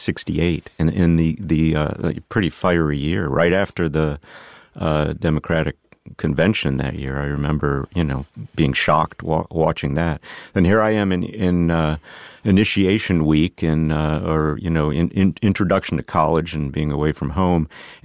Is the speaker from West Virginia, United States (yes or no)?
no; Tonawanda, New York, United States; So I grew up in Western New York near Buffalo, a place called Tonawanda.